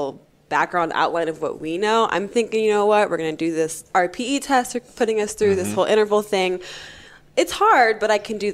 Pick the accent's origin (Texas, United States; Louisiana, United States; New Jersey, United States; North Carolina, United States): North Carolina, United States; also born or lived in Toronto; we grew up in North Carolina. I was born there.